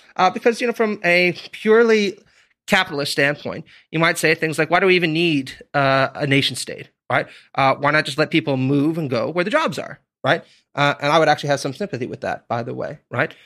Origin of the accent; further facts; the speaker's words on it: Stittsville, Ontario, Canada; moved away; I grew up in Stittsville, Ontario